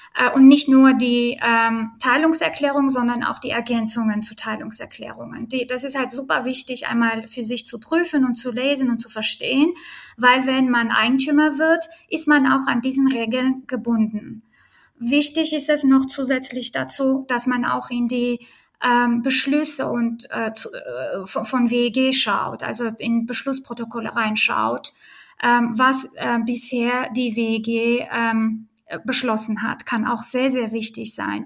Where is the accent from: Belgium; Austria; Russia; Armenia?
Armenia; German is a second language; now in Berlin, Germany; ich bin geboren und aufgewachsen in Armenien